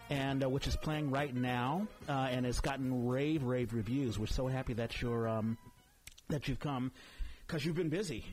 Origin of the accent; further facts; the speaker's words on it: East Coast, United States; I'm from the East Coast